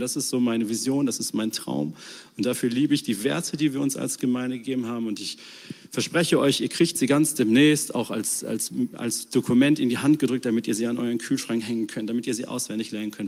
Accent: Germany; als Deutsche

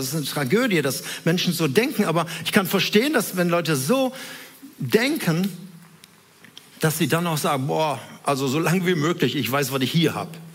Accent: Herne, North Rhine-Westphalia, Germany; wohnten in Wanne-Eickel, in so einem Reihenhaus, in einer Wohnung da drin

